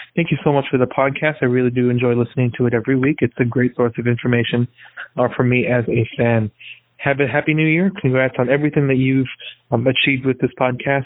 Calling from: Chicago, Illinois, United States; I'm calling in from Chicago

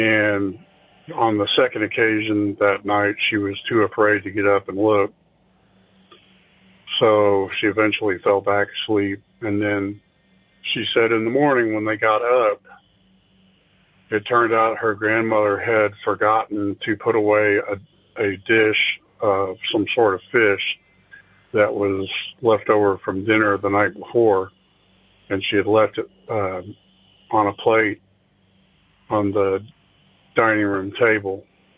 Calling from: Oklahoma City, Oklahoma, United States; from Oklahoma City again.

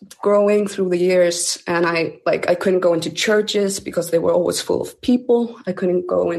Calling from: Iceland

